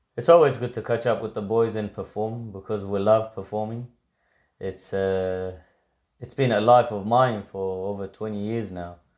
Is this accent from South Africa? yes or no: no; Victoria, Australia; I grew up watching it in Victoria.